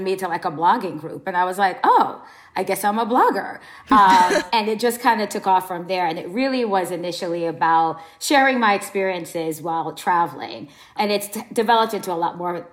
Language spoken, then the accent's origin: English; Jamaica; moved away; We're from Jamaica originally